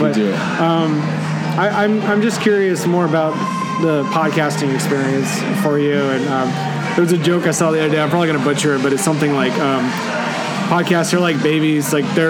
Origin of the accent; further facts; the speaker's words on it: Netherlands; also born or lived in Belgium; But all of all of the downtown areas I had growing up in the Netherlands and Belgium, they were all walking only.